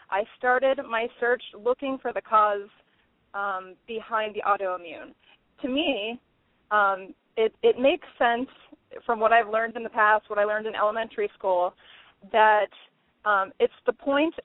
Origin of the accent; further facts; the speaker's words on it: Pittsburgh, Pennsylvania, United States; I was born and raised in the Pittsburgh area